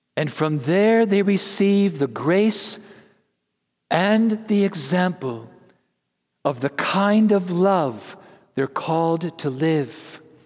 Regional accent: Wisconsin, United States; I'm from Wisconsin

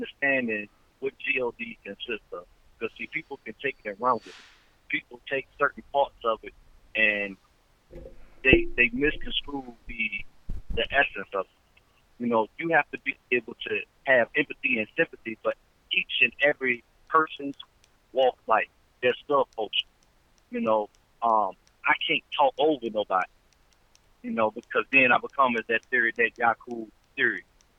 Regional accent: the South, United States; I'm not in New York. I'm not in California. Mm-hmm. I'm not in Jersey. I'm not up north. You know, I'm from the South.

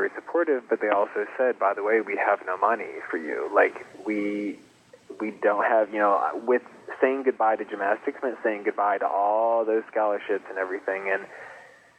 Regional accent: East Grand Rapids, Michigan, United States; I grew up in East Grand Rapids until I was about 10 or 11 years old

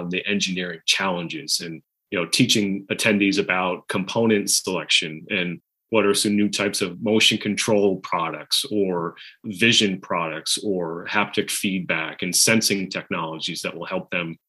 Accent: Boston, Massachusetts, United States; I'm from Boston

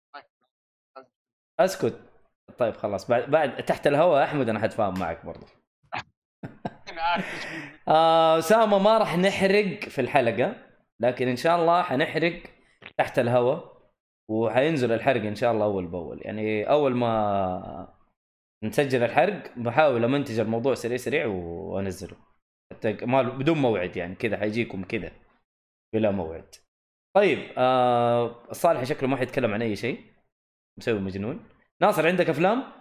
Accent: the South, Asir, Saudi Arabia; عندنا في الجنوب في منطقة اسمها خميس مشيط

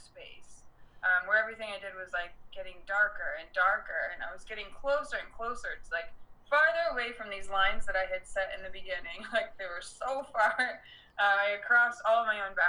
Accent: Detroit, Michigan, United States; moved away as an adult; also born or lived in Las Vegas; raised in Detroit

